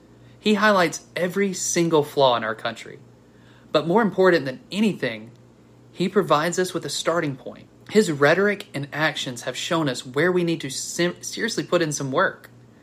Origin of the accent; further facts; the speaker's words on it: Alabama, United States; Growing up in Alabama